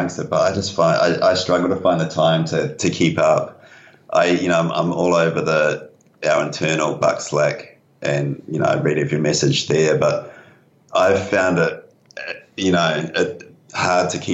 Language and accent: English; Upper Hutt, Wellington, New Zealand; moved away; I grew up in the Akatara Valley, which is north of Upper Hutt.